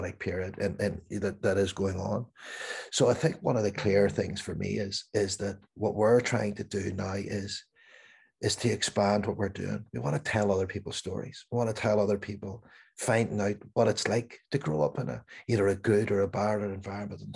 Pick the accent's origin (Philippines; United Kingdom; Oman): United Kingdom; Belfast, Northern Ireland; growing up in Northern Ireland, in Belfast